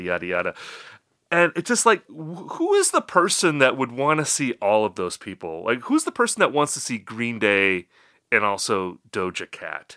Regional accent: Midwest, United States; accent: Midwestern; my Midwestern accent

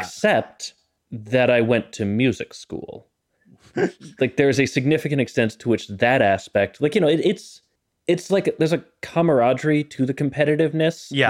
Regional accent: Boston, Massachusetts, United States; I grew up in Boston.

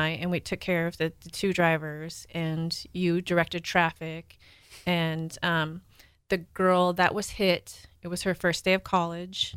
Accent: Washington, United States; moved away; Washington, where I'm from

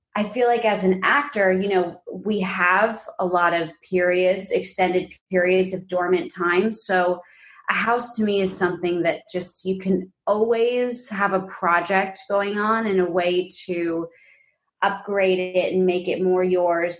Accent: New York City, New York, United States; moved away as an adult; now in Los Angeles, United States; we're from New York City and we grew up I grew up predominantly in this like big pre-war quintessential like upper west side apartment

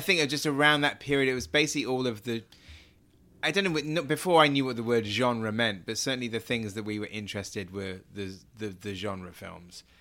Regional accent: Swanage, South West England, United Kingdom; I grew up in Dorset in a town called Swanage

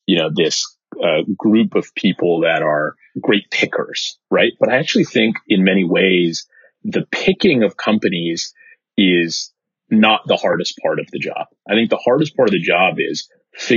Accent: Bay Area, California, United States; I grew up in the Bay Area

